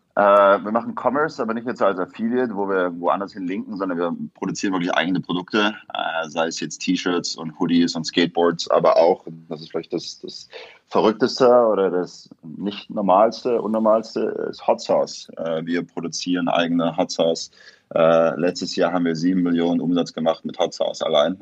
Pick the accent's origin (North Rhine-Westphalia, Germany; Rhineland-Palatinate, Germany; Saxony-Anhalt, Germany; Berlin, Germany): Saxony-Anhalt, Germany; Köthen; moved away as an adult; also born or lived in near Leipzig, Saxony / Hamburg; now in New York, United States; Aus Sachsen-Anhalt. Also ursprünglich bin ich in der Nähe von Leipzig geboren, aber habe dann die meiste Zeit in Sachsen-Anhalt, da bei Köthen gewohnt, Halle-Saale